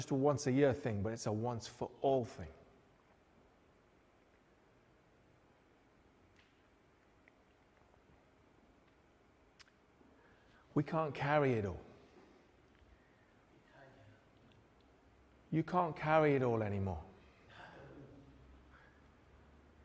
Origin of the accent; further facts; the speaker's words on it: Newcastle upon Tyne, North East England, United Kingdom; we grew up in Newcastle